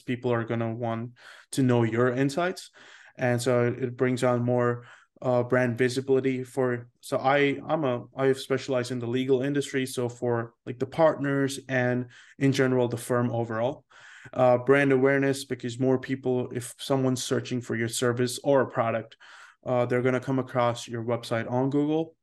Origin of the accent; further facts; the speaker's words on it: India; moved away; also born or lived in Seoul, South Korea; I am Indian